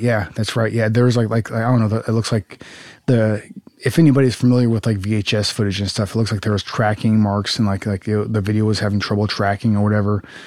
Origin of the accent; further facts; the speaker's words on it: Southern California, United States; I grew up in Southern California